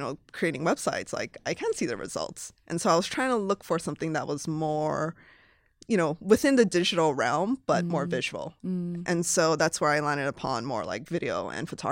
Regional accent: Hawaii, United States; moved away as an adult; also born or lived in Los Angeles / San Francisco; I was born and raised in Hawaii

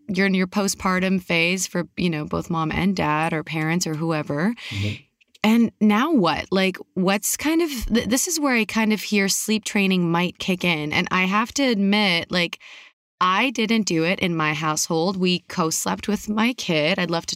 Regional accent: Canada; now in United States; I'm in the States right now. I am Canadian though, by like birth

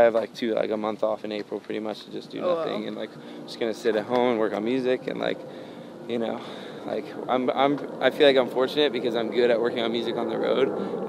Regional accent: the South, United States; I mean, growing up in the South, I couldn't quote a whole Bible verse

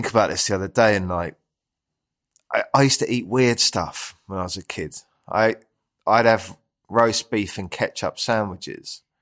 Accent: London, United Kingdom; Uh, Southeast London. So yeah, and I've always kind of lived around there ever since. I love it down there. Uh, I live in Greenwich now, so that's a beautiful part of London.

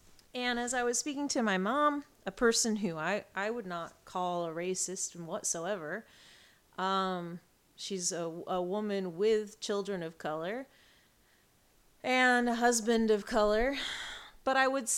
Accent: England, United Kingdom; born there; now in United States; I was born in England. I have a British passport, although I'm very American, I feel very British too

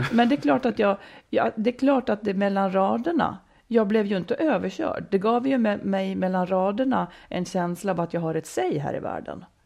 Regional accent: Falun, Dalarna County, Sweden; also born or lived in Malung; jag bodde i Malung när jag var riktigt liten och sen flyttade jag till Falun på grund av mammas jobb, eh, hela familjen då

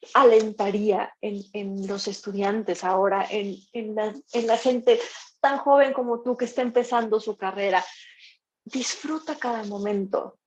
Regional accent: Mexico; mi carrera como mujer, como mexicana, como violinista

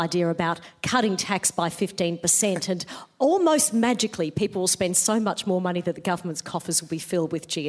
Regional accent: Queensland, Australia; I grew up in Queensland

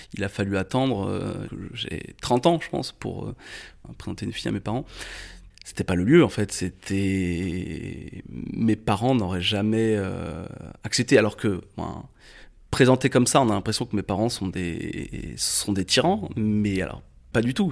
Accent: Chalonnes-sur-Loire, Pays de la Loire, France; je suis né en 1984 à Angers, sur les bords de la Loire

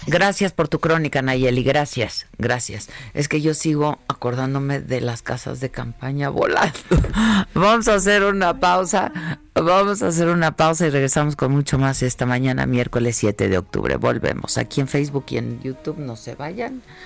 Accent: Mexico; así somos los mexicanos

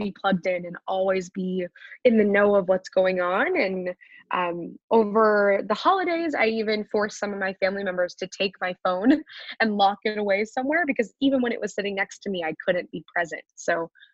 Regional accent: Wichita, Kansas, United States; moved away as an adult; also born or lived in Philadelphia, Pennsylvania; now in New York, United States; I'm from Wichita, Kansas. I was the only Jewish student in my

